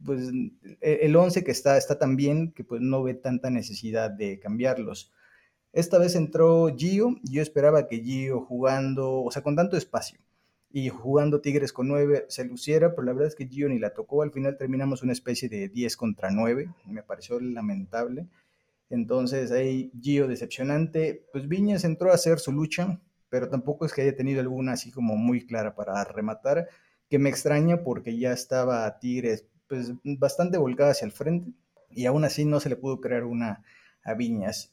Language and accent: Spanish; Mexico; aquí en, México